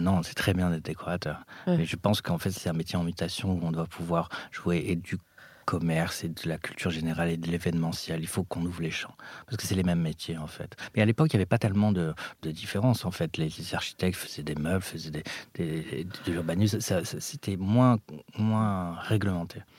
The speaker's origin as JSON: {"language": "French", "town": "Paris", "region": "Île-de-France", "country": "France", "tie": "born or raised there", "also_born_or_lived": "Morocco", "said": "j'ai grandi à Paris. Je suis arrivé à Paris euh, à l'âge de 4 ans euh, du Maroc"}